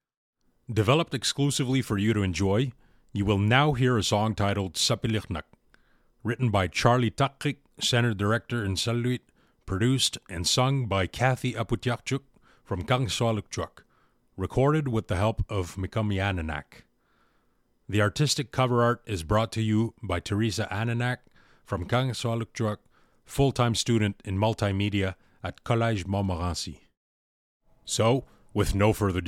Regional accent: Puvirnituq, Quebec, Canada; I'm originally from Puvilnituk.

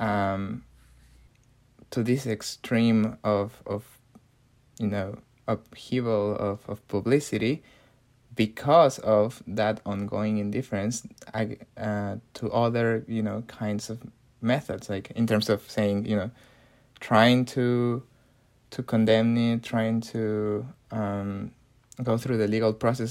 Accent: Mexico City, Mexico; my hometown of Mexico City.

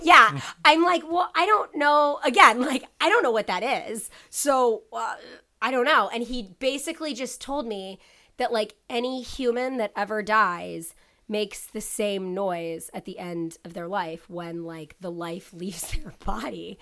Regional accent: Ohio, United States; I'm from Ohio

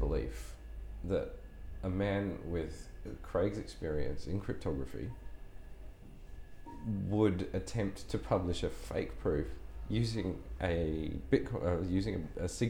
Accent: Townsville, Queensland, Australia; moved away as an adult; also born or lived in Brisbane; now in London, United Kingdom; I grew up in Townsville

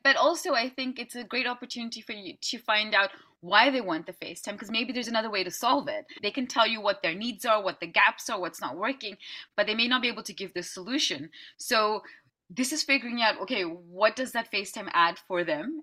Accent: Amsterdam, North Holland, Netherlands; I'm from Amsterdam in the Netherlands

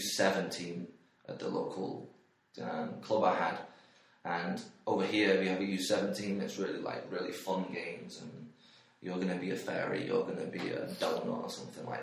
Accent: Stockport, North West England, United Kingdom; moved away as an adult; also born or lived in Manchester; now in Iowa, United States; where I grew up in Stockport, which is just inside Manchester

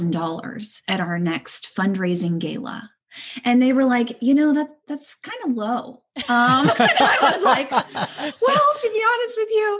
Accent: Houston, Texas, United States; moved away as an adult; now in Los Angeles, United States; I am from Houston, H-Town.

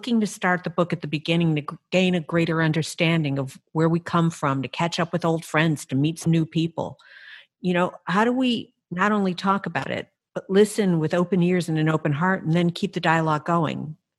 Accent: Evanston, Illinois, United States; moved away; We grew up in Evanston. We've all gone away from Evanston. We've all come back.

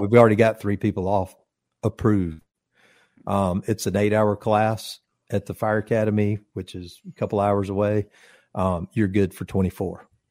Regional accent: Conyers, Georgia, United States; my first apartment was in my hometown in Conyers

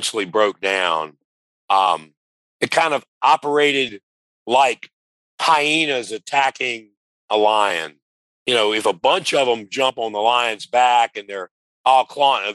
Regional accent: Louisiana, United States; now in Sylvania, United States; being a Louisiana native

